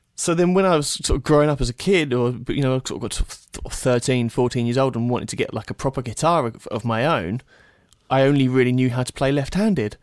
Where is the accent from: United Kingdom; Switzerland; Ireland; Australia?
United Kingdom; Bedfordshire, East of England; moved away as an adult; now in Detroit, United States; I grew up in Bedfordshire, England, very small, very small town. Um, I've now since moved to Detroit, Michigan.